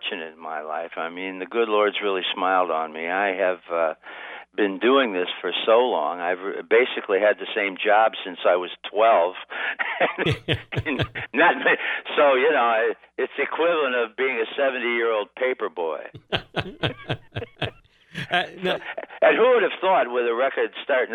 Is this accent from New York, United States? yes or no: no; Niles, Michigan, United States; back in my hometown of Niles, Michigan.